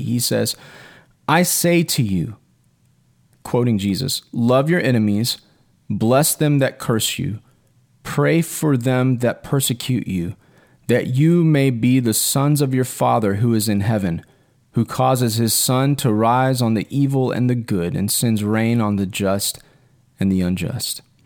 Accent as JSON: {"language": "English", "region": "Texas", "country": "United States", "said": "my rights as a Texan"}